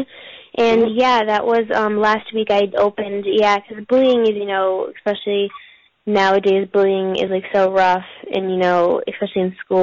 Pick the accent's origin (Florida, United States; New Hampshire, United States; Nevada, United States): New Hampshire, United States; moved away as an adult; now in California, United States; originally I'm from New Hampshire. I was born and raised there